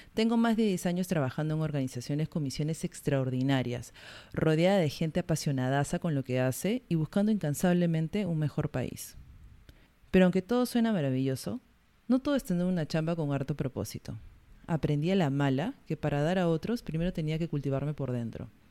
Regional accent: Peru; also born or lived in Iquitos; soy peruana

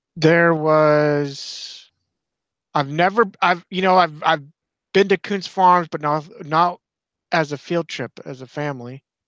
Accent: Clearfield, Pennsylvania, United States; we're from Clearfield, Central Podunk, Pennsylvania

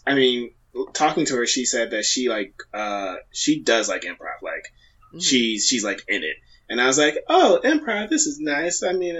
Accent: Philadelphia, Pennsylvania, United States; also born or lived in Japan; I grew up in Philly

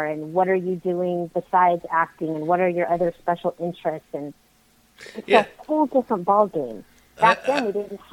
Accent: Los Angeles, California, United States; also born or lived in Santa Clarita Valley, California; I was born and raised in the San Fernando Valley, and now I live in Santa Clarita Valley, which isn't far

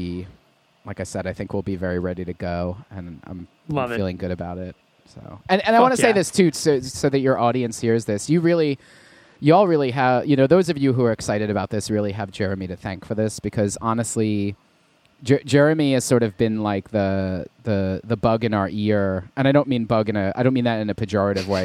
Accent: New York City, New York, United States; also born or lived in London; I was born and raised in Queens, New York

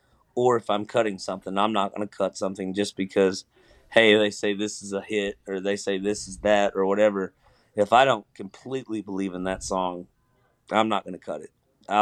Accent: Georgia, United States; also born or lived in Kentucky; And I'm originally from Georgia. So I thought it was cool there because I spent a lot of summers in Georgia bouncing back and forth from Kentucky and Georgia back and forth.

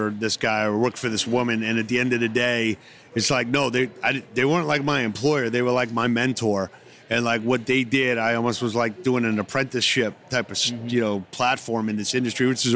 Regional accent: New York City, New York, United States; I'm from New York City

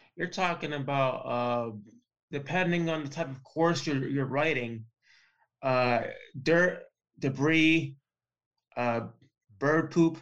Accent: Puerto Rico; now in Florida, United States; in the very first league in Puerto Rico, in my hometown.

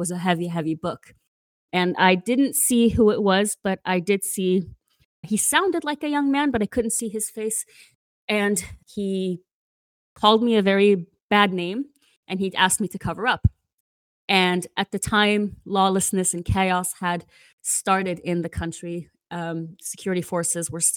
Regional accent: Mosul, Nineveh, Iraq; my hometown in Mosul, being Iraq's, I believe, most conservative city

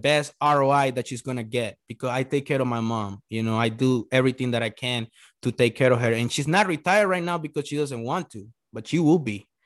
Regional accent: El Salvador; English is a second language; now in United States; I was born in El Salvador

